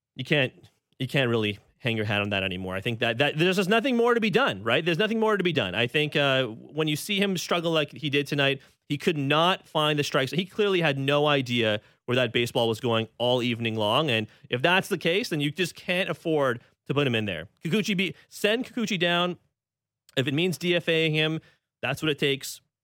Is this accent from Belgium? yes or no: no; Toronto, Ontario, Canada; calling in from my hometown of Scarborough.